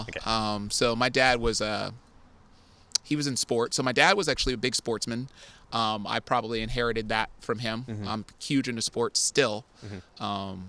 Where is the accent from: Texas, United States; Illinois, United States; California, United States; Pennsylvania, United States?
California, United States; Oakland; moved away as an adult; now in San Francisco, United States; I grew up in Deep East Oakland, so I mean, I represent that hard.